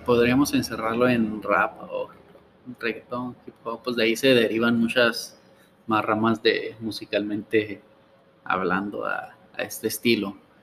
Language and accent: Spanish; Ciudad Juárez, Chihuahua, Mexico; also born or lived in Gómez Palacio, Durango; Al año me trajeron mis papás para acá. Ah, pues, pues prácticamente, prácticamente soy de, de Juárez